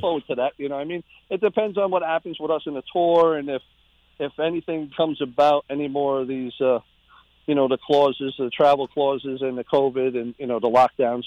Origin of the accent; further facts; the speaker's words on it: Riverhead, New York, United States; growing up in Riverhead